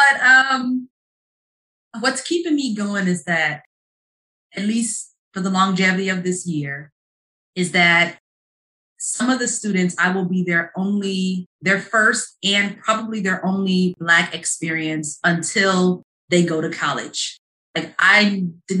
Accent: Chicago, Illinois, United States; moved away as an adult; also born or lived in Ohio; I'm from Chicago

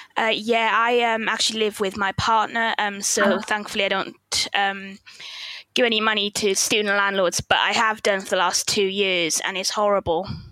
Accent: South Wales, United Kingdom; also born or lived in Manchester; now in Wakefield, United Kingdom; I'm originally from South Wales

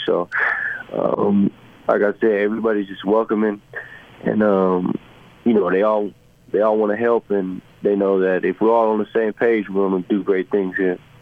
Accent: San Antonio, Texas, United States; moved away as an adult; also born or lived in Columbia, Missouri / Los Angeles / Cleveland; now in Utah, United States; I'm from San Antonio, Texas.

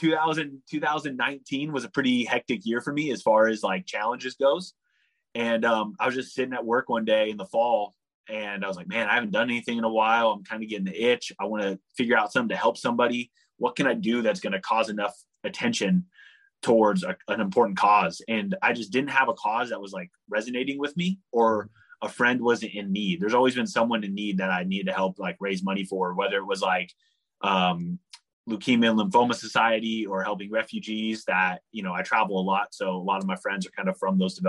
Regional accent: San Francisco Bay Area, California, United States; the other side of the Golden Gate Bridge, which is kind of my hometown, my home area

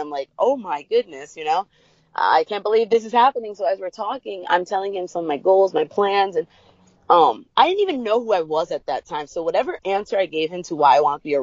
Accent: New York City, New York, United States; growing up in New York, the Bronx, we weren't allowed to play outside much.

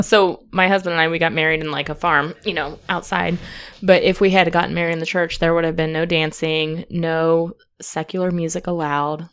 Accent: Kansas City, United States; We're from Kansas City.

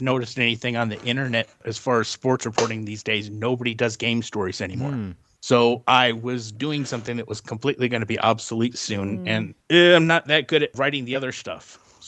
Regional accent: Detroit, Michigan, United States; also born or lived in Iowa / Wisconsin / Oklahoma; I moved all over the upper and lower Midwest. My family is all from the Detroit area. Mm-hmm. So that's where I was born. And we've lived there. And we lived in Iowa and Wisconsin and Oklahoma.

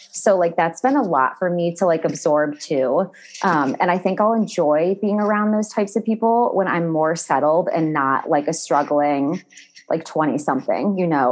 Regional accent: Cleveland, Ohio, United States; now in Newport Beach, United States; I'm from Ohio

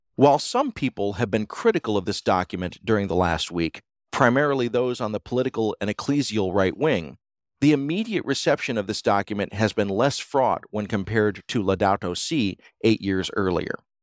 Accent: United States; As an American

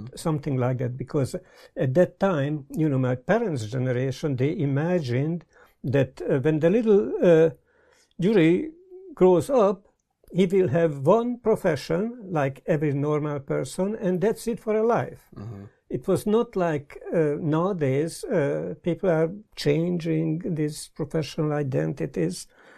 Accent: Budapest, Hungary; also born or lived in California; now in Brighton, United Kingdom; I was born in Budapest, Hungary, don't even dare to say, long time ago

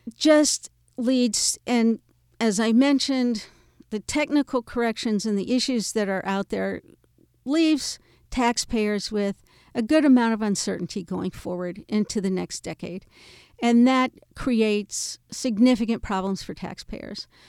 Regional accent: United States; I'm an American

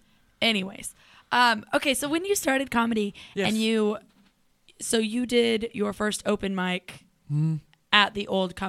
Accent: Charlotte, North Carolina, United States; we're both from Charlotte.

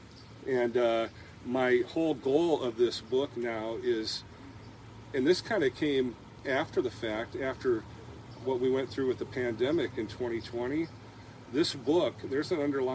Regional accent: United States; now in Wayland, United States; I actually live in Wayland. Just outside of town in the country, Wayland, Iowa. I'm originally from the Quad Cities

